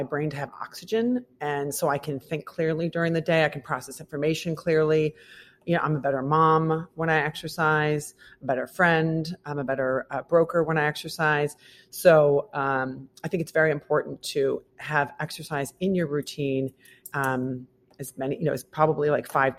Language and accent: English; Midwest, United States; now in New York, United States; I'm from the Midwest.